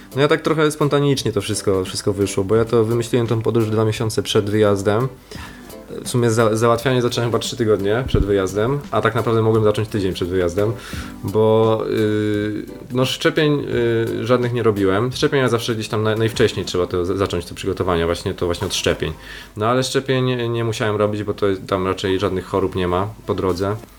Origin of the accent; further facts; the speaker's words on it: Poland; jestem z Polski